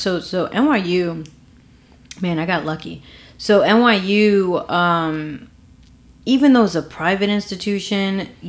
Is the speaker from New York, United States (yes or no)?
yes; New York City, New York, United States; also born or lived in Dominican Republic / London; So I am Dominican, and I grew up in Harlem. A single mom.